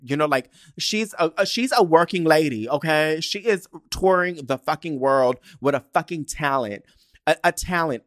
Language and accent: English; United States; We're American.